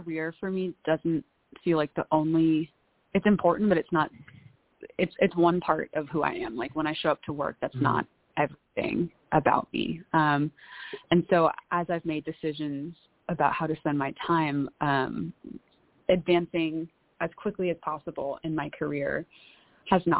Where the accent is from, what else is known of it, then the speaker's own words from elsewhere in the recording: San Diego, California, United States; moved away as an adult; also born or lived in Bay Area, California / Los Angeles / Breckenridge / Chicago area; now in Austin, United States; I grew up in San Diego, went to school in the Bay Area, California, then lived in LA for a couple years